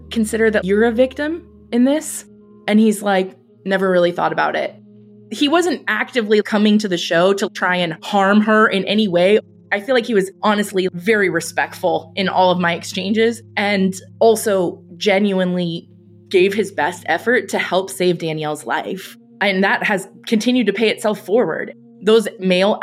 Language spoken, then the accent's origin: English; California, United States; I'm from California